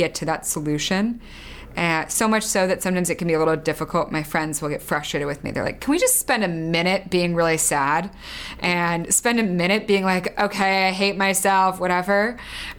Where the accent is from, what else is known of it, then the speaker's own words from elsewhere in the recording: outside of Philadelphia, Pennsylvania, United States; I grew up outside of Philadelphia